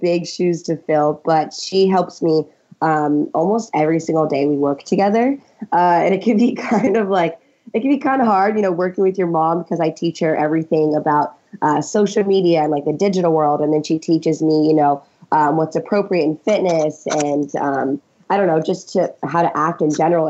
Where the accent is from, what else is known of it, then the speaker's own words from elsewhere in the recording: Virginia, United States; now in Los Angeles, United States; we grew up in Virginia, so it's a little bit different here in LA now